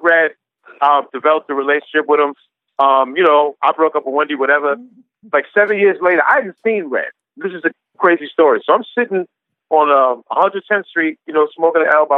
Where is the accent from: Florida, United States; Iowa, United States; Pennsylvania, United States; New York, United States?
New York, United States; the New York area, United States; growing up in the New York area, especially since the 90s